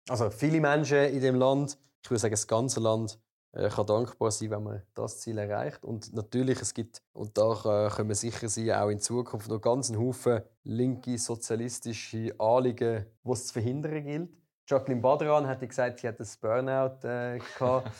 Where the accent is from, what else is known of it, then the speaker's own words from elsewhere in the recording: Volketswil, Zurich, Switzerland; Volkenzwil, wo ich herkomme